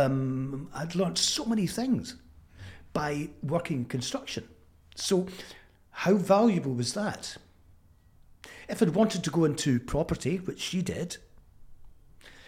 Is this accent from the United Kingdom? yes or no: yes; Fife, Scotland, United Kingdom; accent: Fife; moved away as an adult; also born or lived in London; my Fife accent